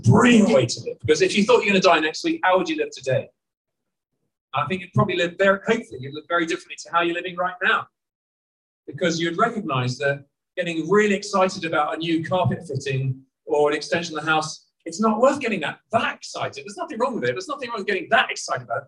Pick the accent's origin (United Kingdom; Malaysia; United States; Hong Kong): United Kingdom; moved away as an adult; also born or lived in Burundi; I'm Burundian as well as being British